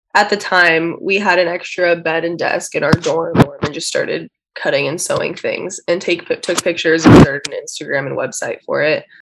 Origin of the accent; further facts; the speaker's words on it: Orange County, California, United States; moved away as an adult; now in Los Angeles, United States; We're both from Orange County, so we live close to each other